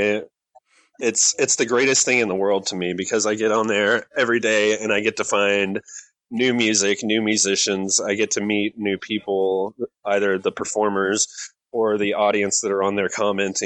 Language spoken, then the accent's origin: English; West Texas, United States; also born or lived in Atlanta, Georgia; now in Georgia, United States; I grew up in West Texas where brisket is life